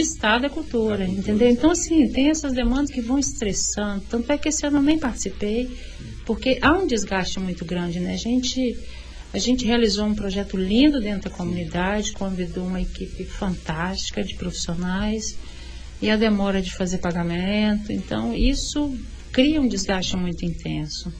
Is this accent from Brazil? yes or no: yes; Vitória, Espírito Santo, Brazil; Eu sou capixaba, eu sou, de nasci em Vitória, é, eu, eu sou da Ilha do Príncipe, eu nasci na Ilha do Príncipe, né, assim, sou dali, moradora dali